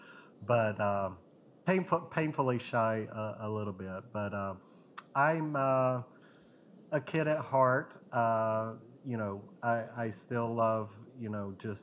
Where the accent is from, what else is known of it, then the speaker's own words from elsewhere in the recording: Gadsden, Alabama, United States; also born or lived in Birmingham, Alabama; Gadsden, Alabama is where I was raised.